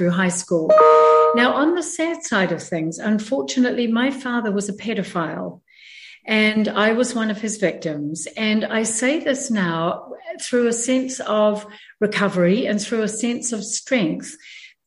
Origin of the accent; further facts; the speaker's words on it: New Zealand; moved away as an adult; also born or lived in San Diego, California, United States; I was born and raised in New Zealand and then spent 40 years after I married my husband living in San Diego in California.